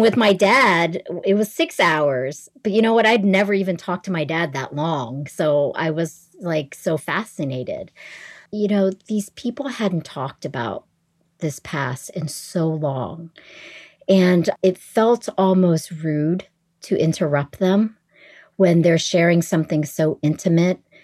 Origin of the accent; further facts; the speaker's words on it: East Coast of the United States, United States; English is a second language; also born or lived in Nha Trang, Vietnam / New Orleans; I pretty much grew up in the United States on the East Coast